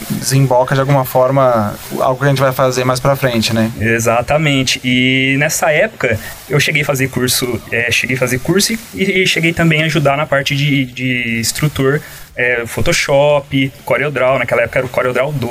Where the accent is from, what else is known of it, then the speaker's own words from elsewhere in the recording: Cravinhos, São Paulo, Brazil; sou de Cravinhos, talvez não tenha no mapa, mas... É. Não, Cravinhos, para quem não conhece, é uma cidade aqui uh, na, nas redondezas, na região aqui